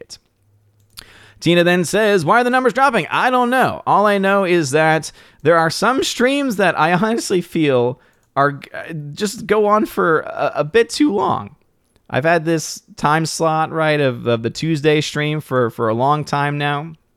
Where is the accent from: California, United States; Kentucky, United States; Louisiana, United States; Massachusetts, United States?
Louisiana, United States; New Orleans; moved away; back in my hometown, New Orleans